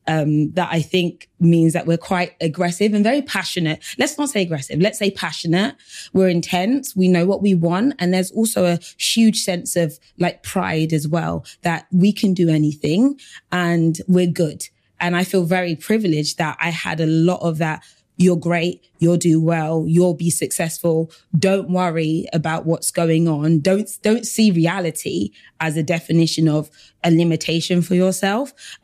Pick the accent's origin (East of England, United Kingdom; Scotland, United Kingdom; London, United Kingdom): London, United Kingdom; Battersea; but also I was from South London as well. So I kind of grew up in Battersea and I came from a very diverse school, but I always went back to like a very African home.